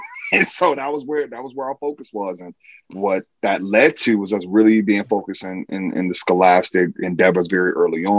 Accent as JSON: {"language": "English", "town": "Chicago", "region": "Illinois", "country": "United States", "tie": "born or raised there", "also_born_or_lived": "New York", "moved": "as an adult", "lives_now": "Los Angeles, United States", "said": "born and raised Chicago, Illinois"}